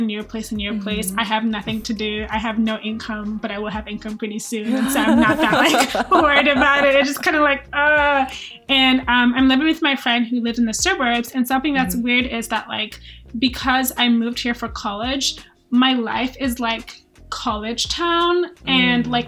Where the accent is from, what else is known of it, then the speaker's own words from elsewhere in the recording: Nigeria; moved away; I'm from Nigeria, so I'm not even from here, but I am here